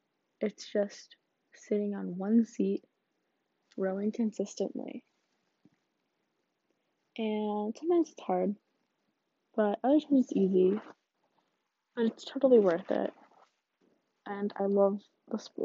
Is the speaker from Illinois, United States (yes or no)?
yes; suburban Illinois, United States; I'm from Illinois. I'm not from country Illinois. I'm from suburban Illinois